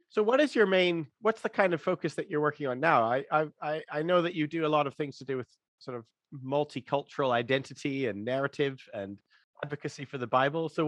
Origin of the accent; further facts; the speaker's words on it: Ethiopia; moved away as an adult; also born or lived in Amsterdam, Netherlands; now in Swindon, United Kingdom; Yes, I'm originally from Ethiopia.